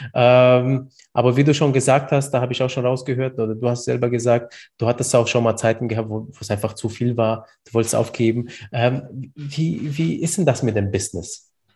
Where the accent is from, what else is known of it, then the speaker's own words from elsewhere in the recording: Bamberg, Bavaria, Germany; ich bin ja aus Bamberg